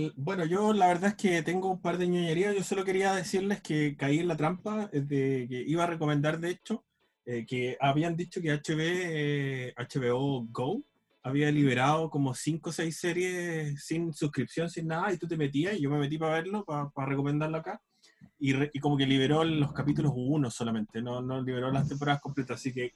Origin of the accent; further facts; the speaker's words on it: Chile; mi visión del mundo parte desde aquí, desde mi casa